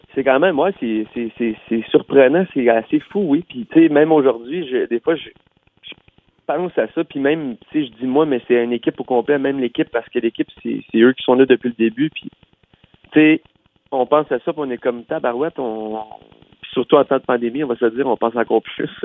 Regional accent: Maniwaki, Quebec, Canada; dans mon coin de pays à Maniwaki

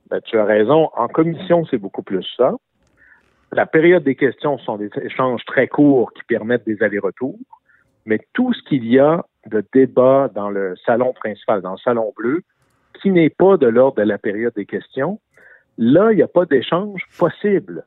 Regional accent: Quebec, Canada; chez moi au Sénégal-Saint-Jean, on fait de l'aluminium

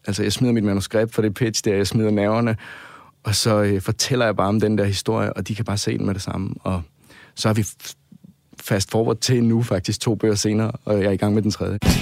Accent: Svendborg, Southern Denmark, Denmark; moved away; der jeg bor hjemme i Svendborg

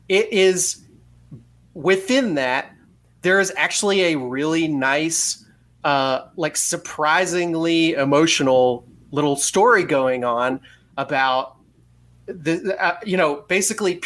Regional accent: Orlando, Florida, United States; I grew up in Orlando

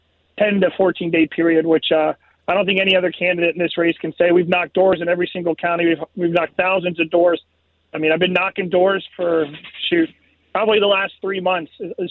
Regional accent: Spotsylvania, Virginia, United States; I'm from Spotsylvania. That's where I grew up

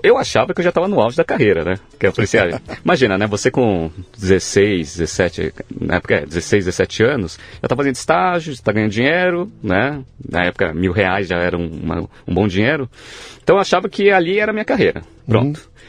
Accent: São Paulo, Brazil; Eu nasci em São Paulo mesmo

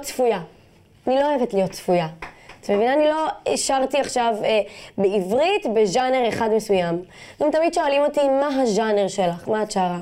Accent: Jaffa, Tel Aviv District, Israel; אה, גדלתי ביפו, אבל גדלתי בבית שלי ביפו.

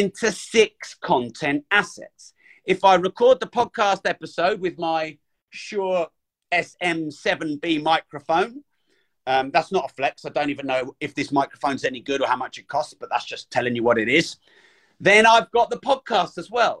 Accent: United Kingdom; I'm British

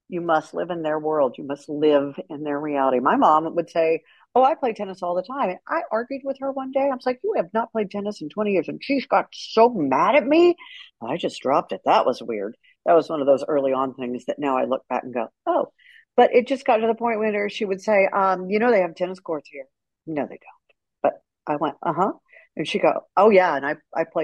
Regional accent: Houston, Texas, United States; I left college, came back to Houston, and spent my entire radio career in my hometown

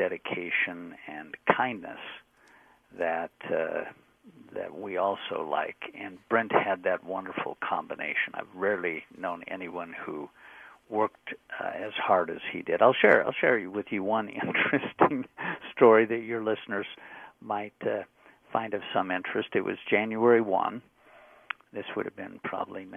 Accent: Utah, United States; moved away; I was from Utah

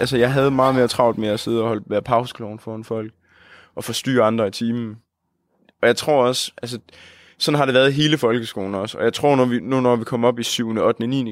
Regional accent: Holsted, Southern Denmark, Denmark; moved away as an adult; now in Odense, Denmark; jeg kommer fra Jylland, en lille by, der hedder Holsted, hvor der bor en 3.000 mennesker. Og så, øh, men så er jeg så flyttet til Odense nu her

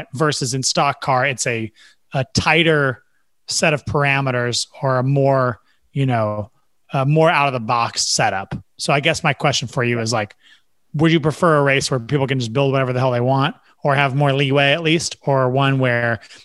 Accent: the Northwest, Pacific Northwest, United States; growing up in the Northwest

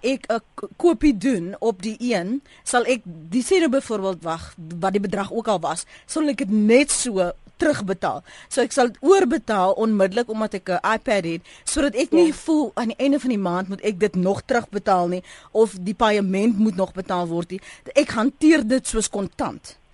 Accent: South Africa; as Suid-Afrikaners

